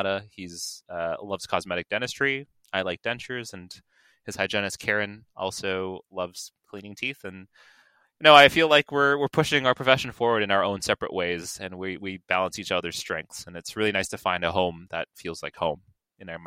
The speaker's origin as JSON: {"language": "English", "town": "Toronto", "region": "Ontario", "country": "Canada", "tie": "born or raised there", "said": "My good friend of mine has a dental office in my hometown called Scarborough"}